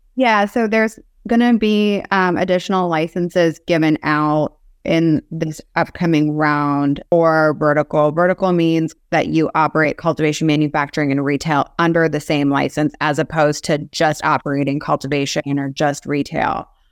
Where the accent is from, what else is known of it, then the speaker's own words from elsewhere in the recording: Cincinnati, Ohio, United States; moved away as an adult; also born or lived in Minsk, Belarus; now in South Florida, United States; then my family moved over to U S in ninety two, sorry, ninety three. to Cincinnati, Ohio.